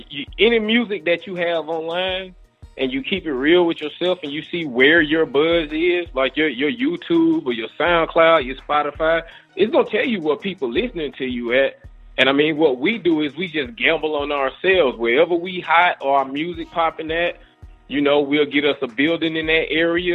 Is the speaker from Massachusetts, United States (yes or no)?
no; Mississippi, United States; born or raised there